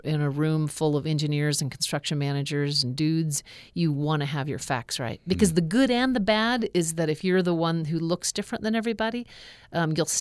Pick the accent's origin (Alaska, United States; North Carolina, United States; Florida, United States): Alaska, United States; growing up in Alaska